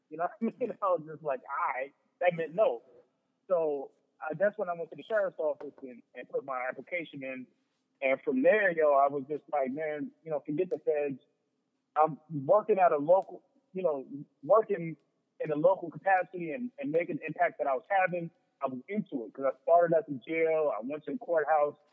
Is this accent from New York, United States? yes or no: yes; Long Island, New York, United States; growing up in Long Island, like, you know what I'm saying? Like those Suffolk County police were on us.